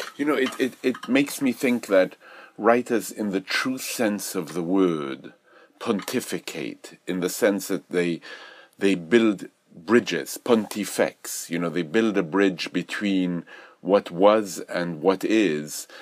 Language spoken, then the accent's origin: English; Belgium; moved away; when I was growing up in Europe. I remember in, in Belgium, we, we studied Boileau